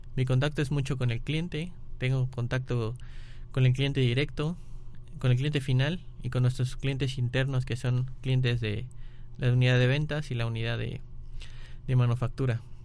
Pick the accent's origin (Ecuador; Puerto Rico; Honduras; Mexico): Mexico; also born or lived in Vigo, Spain; aquí en México estaba como en una burbuja. Todo el mundo me protegía, tanto mis amigos como mis maestros, como mis padres, como mis hermanos.